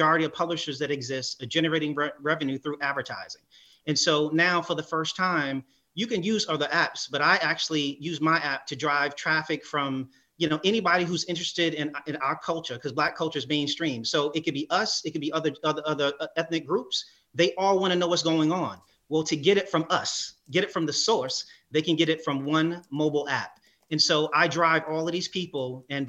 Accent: New York, United States; growing up in New York, I used to read the Amsterdam News

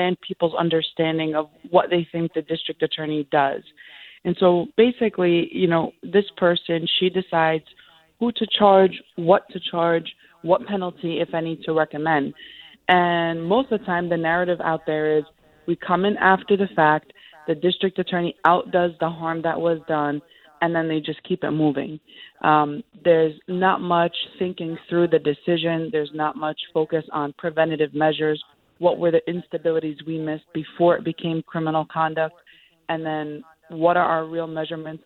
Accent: New York City, New York, United States; I'm the child of Palestinian immigrants, born and raised in Sunset Park, Brooklyn.

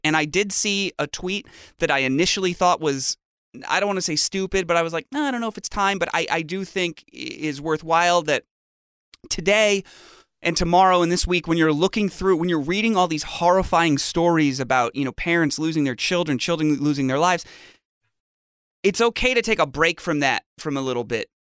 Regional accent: Fairfield, Connecticut, United States; my hometown now, Fairfield, Connecticut

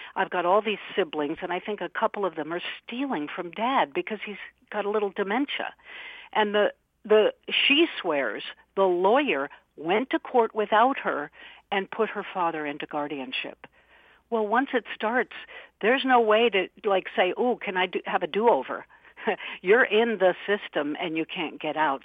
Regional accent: Albuquerque, New Mexico, United States; I'm from Albuquerque, New Mexico

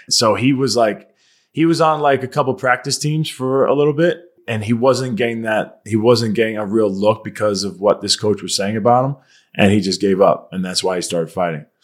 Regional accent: Long Island, New York, United States; moved away as an adult; now in Fort Mill, United States; so I'm from Long Island, New York

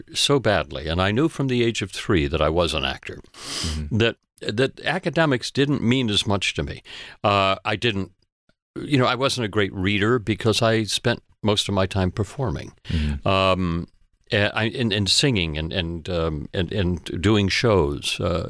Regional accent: Connecticut, United States; also born or lived in Maine / Boston; New England. I'm a New England boy. I was born in Maine, lived there for a while. Lived a little bit in Boston. Most of my life in Connecticut.

